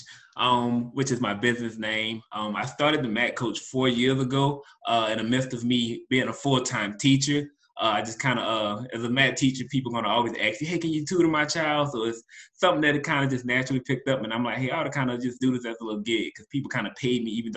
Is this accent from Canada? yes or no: no; New Orleans, Louisiana, United States; I'm from New Orleans